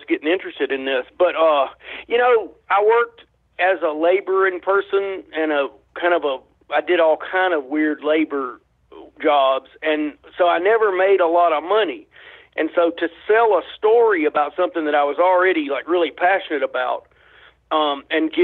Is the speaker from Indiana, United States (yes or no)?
no; North Alabama, United States; I grew up in North Alabama